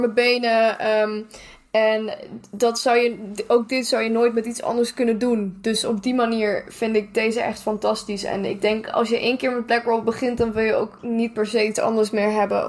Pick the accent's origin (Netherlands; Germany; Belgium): Germany; moved away; als Duitser